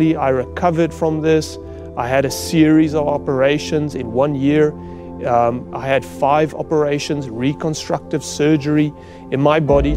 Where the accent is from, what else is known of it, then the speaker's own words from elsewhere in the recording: South Africa; I grew up on a farm in South Africa